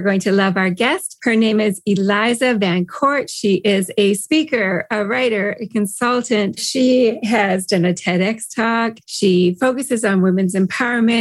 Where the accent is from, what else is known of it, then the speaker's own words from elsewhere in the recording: Canada; I'm a Canadian. We are known worldwide for being nice.